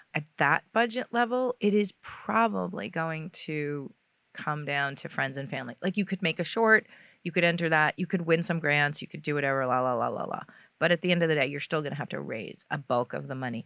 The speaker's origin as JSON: {"language": "English", "region": "New York", "country": "United States", "tie": "born or raised there", "said": "I grew up in New York"}